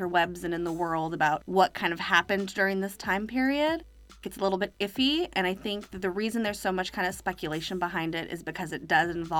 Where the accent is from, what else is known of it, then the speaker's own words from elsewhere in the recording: Morgan Hill, California, United States; growing up in Morgan Hill